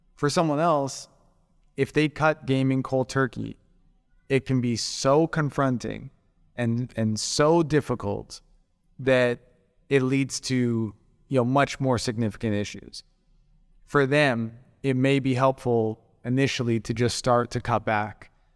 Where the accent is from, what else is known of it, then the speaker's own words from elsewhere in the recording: Calgary, Alberta, Canada; moved away as an adult; now in Koh Samui, Thailand; where I'm from in, in Canada, so I, I grew up in Calgary.